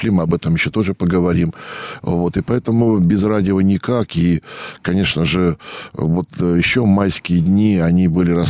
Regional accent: Ivanovo Oblast, Russia; я вырос не совсем в Иванове, а в таком благоустроенном поселке, тогда называли целины совхозы.

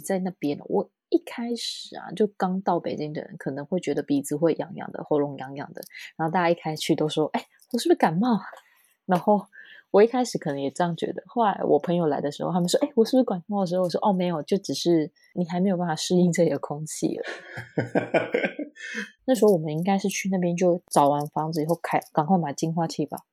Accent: Tainan, Taiwan; moved away as an adult; now in Beijing, China; 我是台南人嘛

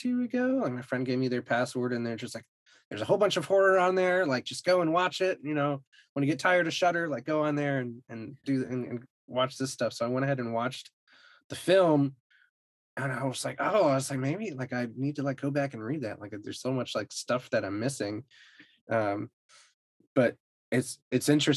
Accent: New England, United States; now in Texas, United States; I grew up in New England and I live in Texas now.

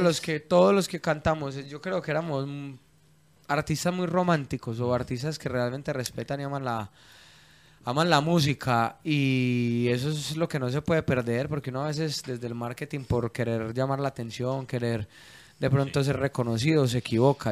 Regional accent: Medellín, Antioquia, Colombia; yo soy como paisa

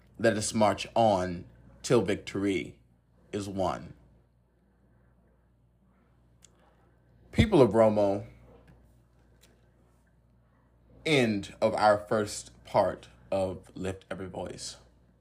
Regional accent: the South, United States; accent: pure country; I come from the South

